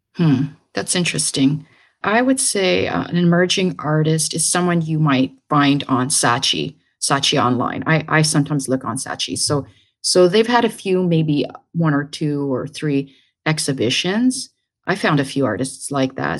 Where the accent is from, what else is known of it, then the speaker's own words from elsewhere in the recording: Brantford, Ontario, Canada; moved away as an adult; also born or lived in Hamilton, Canada / Manchester, England; now in New York, United States; I grew up in Brantford, Ontario. It's a little town in Ontario, Canada